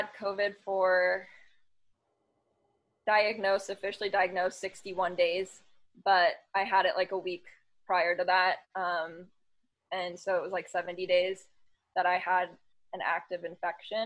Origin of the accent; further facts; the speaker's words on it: San Diego and Los Angeles, California, United States; I was born in Los Angeles, the Valley. So LA girl. But I grew up in San Diego and LA.